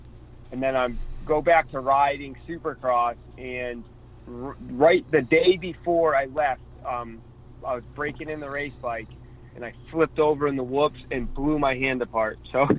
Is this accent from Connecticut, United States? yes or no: yes; Connecticut, United States; I'm from Connecticut